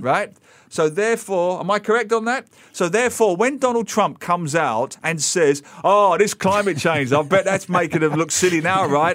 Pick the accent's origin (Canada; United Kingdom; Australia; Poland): United Kingdom; London; now in Singapore; I grew up in London.